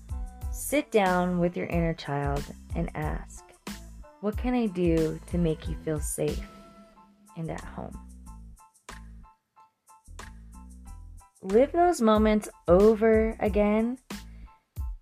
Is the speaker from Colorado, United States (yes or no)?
yes; Florence, Colorado, United States; Florence, Colorado, my hometown, down the street from my grandmother's house and down the street from where I grew up.